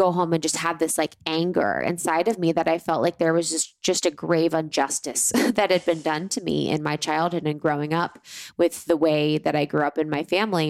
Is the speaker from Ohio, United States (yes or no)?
yes; Ohio, United States; moved away; I have such a great gratitude for growing up in Ohio